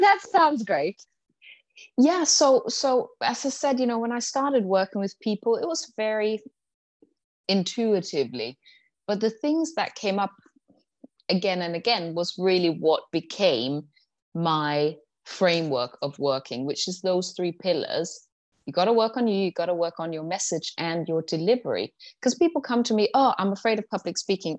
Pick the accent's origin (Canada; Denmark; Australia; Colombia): Denmark; moved away as an adult; also born or lived in London; when I was 18, I moved to London from Denmark